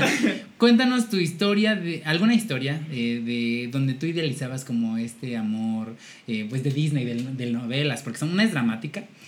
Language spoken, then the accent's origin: Spanish; Puebla, Mexico; como buenas poblanas